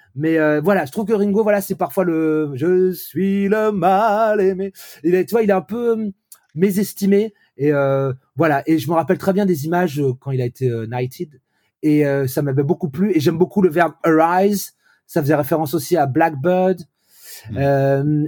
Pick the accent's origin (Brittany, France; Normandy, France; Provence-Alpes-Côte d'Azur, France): Brittany, France; Vannes; j'ai grandi dans cette France-là des années 80 où voilà à Vannes